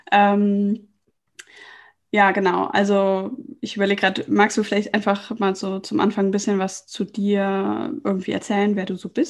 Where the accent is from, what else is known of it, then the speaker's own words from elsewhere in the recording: Lohmar, North Rhine-Westphalia, Germany; also born or lived in Cologne; Ja, und da komme ich ja auch her. Also vielmehr, ich bin in Köln geboren und dann in Loma aufgewachsen.